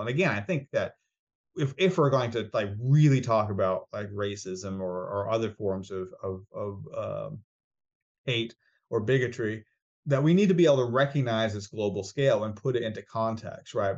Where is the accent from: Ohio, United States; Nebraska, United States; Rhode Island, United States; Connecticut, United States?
Rhode Island, United States; moved away; also born or lived in Laredo, Texas; I grew up in Rhode Island, that's where I grew up